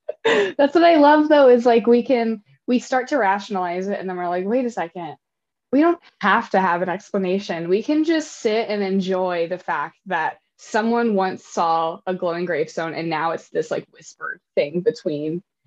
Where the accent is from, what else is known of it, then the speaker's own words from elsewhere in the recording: United States; moved away as an adult; in my hometown, right on the Ohio River of Kentucky and in Indiana